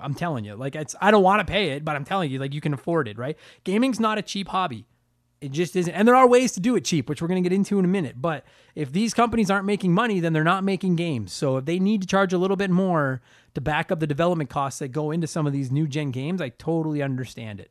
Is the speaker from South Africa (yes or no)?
no; Canada; I'm a Canadian comedian